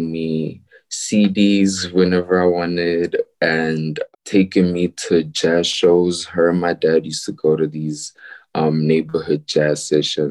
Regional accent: Pretoria, Gauteng, South Africa; I was born and raised in Pretoria, but I do frequent Joburg a lot

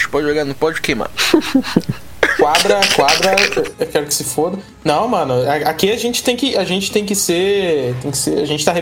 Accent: South Region, Brazil; Eu, como sulista

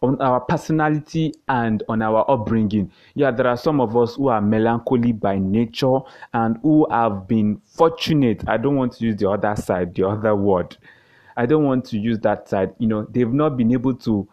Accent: Nigeria

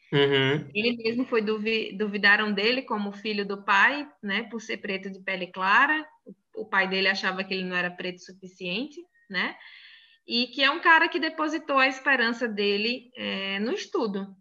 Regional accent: Crato, Ceará, Brazil; accent: mix of Bahia and interior of Ceará; also born or lived in Salvador, Bahia / Rio Grande do Sul; now in Palhoça, Brazil; Na verdade, eu sou nascida em Salvador, na Bahia, né? Mas fui criada numa cidade chamada Crato

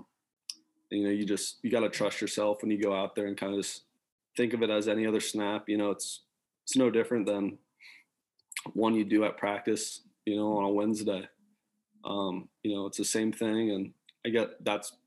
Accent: Columbus, Ohio, United States; moved away as an adult; also born or lived in Michigan; I grew up in Columbus

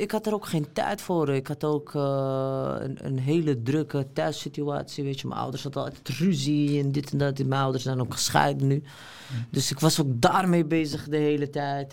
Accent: Amsterdam, North Holland, Netherlands; ik ben opgegroeid in Amsterdam-Oost

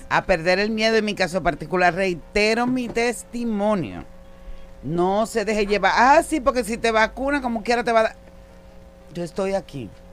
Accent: Dominican Republic; como dominicanos

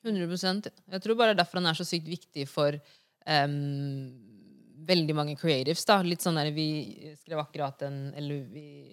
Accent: Norway; moved away; also born or lived in United States; vi er fra Senegal, men vi er også norske

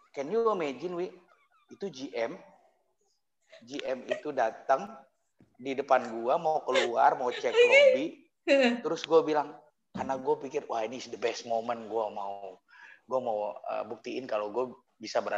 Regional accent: Jakarta, Indonesia; karena gue orang Batak orang dari Jakarta nggak ngerti bahasa Jawa

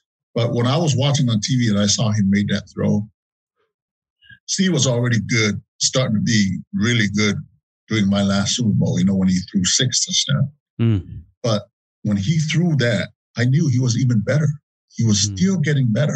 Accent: Samoa; moved away; When I grew up in Samoa

